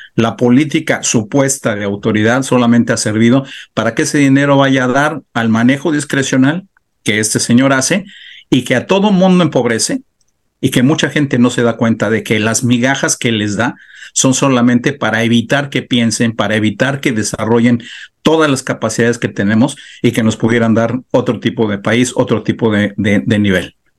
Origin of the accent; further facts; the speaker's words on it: Mexico; also born or lived in Baja California; nosotros como mexicanos